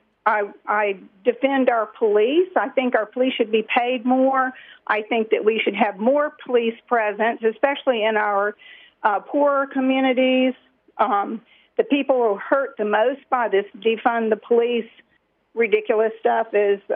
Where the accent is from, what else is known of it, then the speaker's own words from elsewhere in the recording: Louisiana, United States; I'm from Louisiana